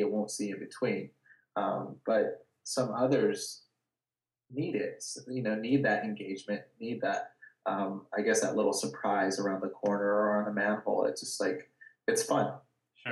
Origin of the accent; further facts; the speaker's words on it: Watsonville, California, United States; I grew up in Watsonville. Um, it's it's like an hour and a half south of uh, San Francisco